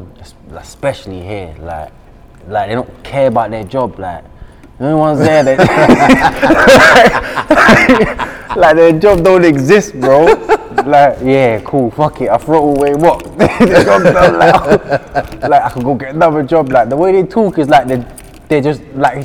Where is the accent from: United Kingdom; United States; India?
United Kingdom; London; I'm from South, innit? So I'm from Catford. I'm from Southeast, innit?